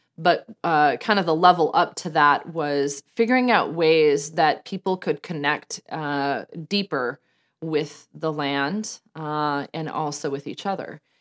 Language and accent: English; Denver, Colorado, United States; moved away; I was born and raised in Denver, Colorado, just outside of Denver, Colorado